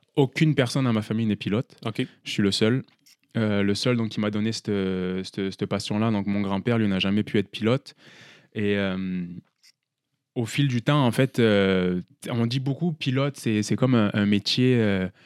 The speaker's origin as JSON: {"language": "French", "country": "France", "said": "peut-être que mon accent, vous ne l'entendez pas, mais je suis français"}